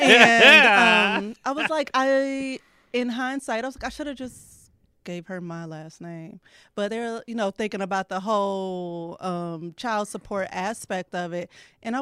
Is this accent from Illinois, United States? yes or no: yes; Belleville, Illinois, United States; I'm from Belle Vegas, Illinois